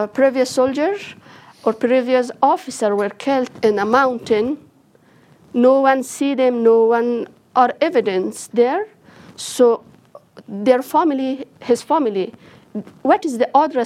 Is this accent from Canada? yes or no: no; Jaghori, Ghazni, Afghanistan; I am from Jaghori